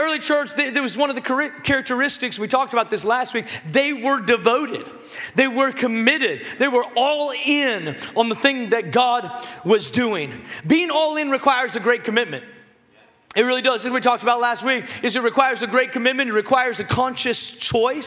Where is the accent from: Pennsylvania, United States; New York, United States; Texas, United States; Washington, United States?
Washington, United States; Seattle; I grew up in Seattle, Washington